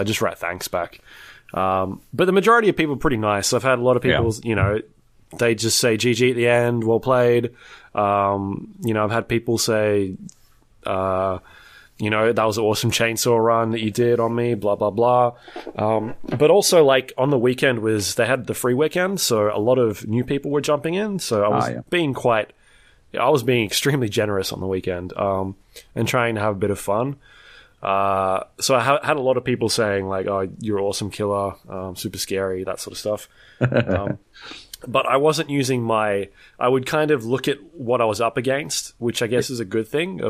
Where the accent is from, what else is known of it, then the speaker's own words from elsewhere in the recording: New Zealand; Are you from Australia? No, we're from New Zealand.